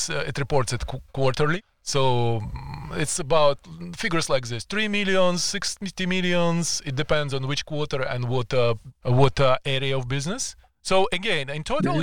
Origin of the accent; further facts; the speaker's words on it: Kyiv, Ukraine; English is a second language; moved away as an adult; now in Canada; I am just back from visiting Ukraine, my hometown of Kiev